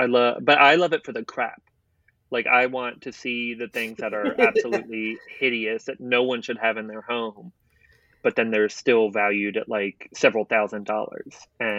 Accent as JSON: {"language": "English", "town": "Portsmouth", "region": "Virginia", "country": "United States", "tie": "born there", "said": "So I was born in Portsmouth, Virginia, but my mom was in the Navy. So I moved around a lot."}